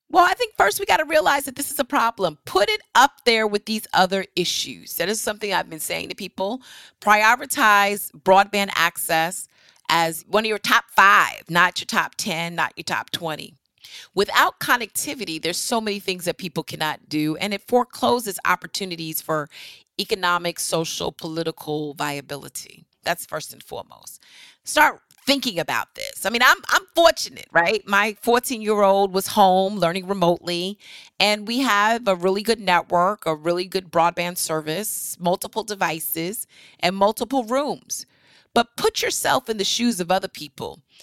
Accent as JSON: {"language": "English", "town": "New Rochelle", "region": "New York", "country": "United States", "said": "I'm from New Rochelle, New York"}